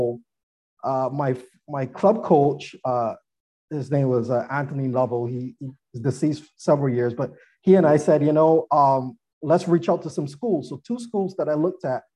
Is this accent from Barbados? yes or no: yes; Barbados; moved away; I'm originally from Barbados